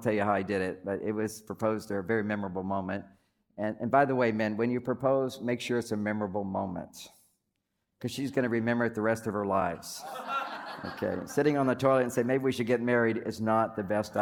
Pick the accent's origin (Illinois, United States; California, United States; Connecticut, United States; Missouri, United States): California, United States; San Francisco; I'm from the Bay Area, San Francisco